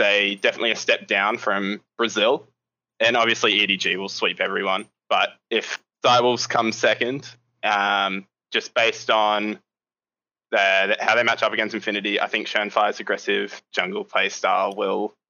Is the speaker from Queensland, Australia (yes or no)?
yes; Brisbane, Queensland, Australia; Brisbane, Australia